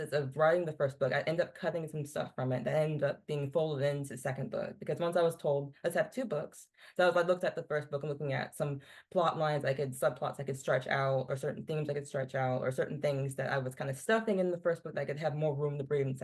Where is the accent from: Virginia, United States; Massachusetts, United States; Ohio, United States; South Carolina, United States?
Virginia, United States; growing up in Virginia, it's like history everywhere